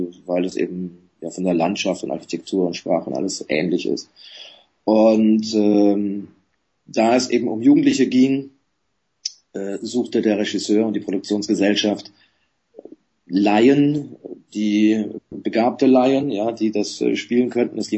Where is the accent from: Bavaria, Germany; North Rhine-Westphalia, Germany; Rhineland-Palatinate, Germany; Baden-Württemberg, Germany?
Bavaria, Germany; Coburg; vor vielen Jahren, 1979, in meiner Heimatstadt Coburg äh, für den Film entdeckt worden